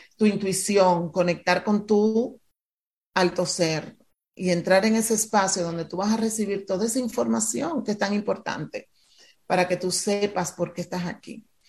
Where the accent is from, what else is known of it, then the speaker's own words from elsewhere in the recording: Dominican Republic; moved away; yo nací frente al mar, me mudé de República Dominicana